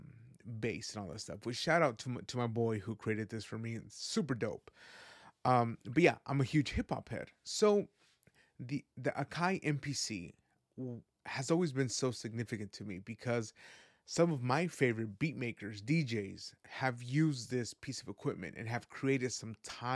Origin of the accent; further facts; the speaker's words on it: Guadalajara, Jalisco, Mexico; born there; I was born in the land of mariachi. I was born in Jalisco, Guadalajara, Jalisco.